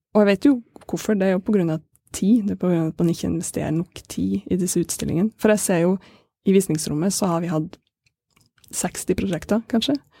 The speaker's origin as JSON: {"language": "Norwegian", "town": "Kabelvåg", "region": "Nordland", "country": "Norway", "said": "Jeg er fra Kabelåg, det er kunst- og filmskole"}